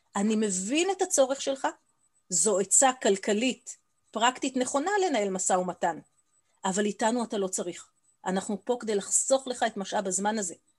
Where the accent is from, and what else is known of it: Israel